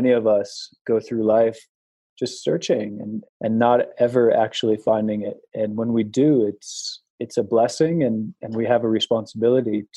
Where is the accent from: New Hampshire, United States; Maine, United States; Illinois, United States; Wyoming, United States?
Wyoming, United States; moved away; also born or lived in New York City; I'm from a town in Wyoming with 11 people in it